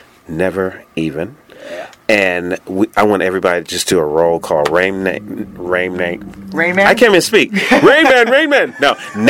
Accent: New York City, New York, United States; now in Los Angeles, United States; I happen to be in my hometown of Brooklyn, New York today

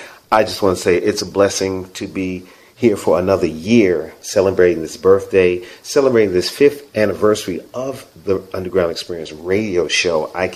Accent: Kansas City, Missouri, United States; now in Los Angeles, United States; my hometown, Kansas City, Missouri

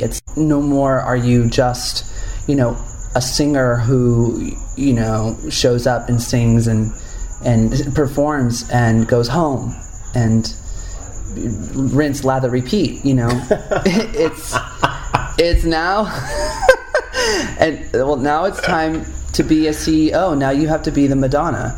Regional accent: Upland, California, United States; I grew up in a small town called Upland, California, which is uh, it's called the Inland Empire

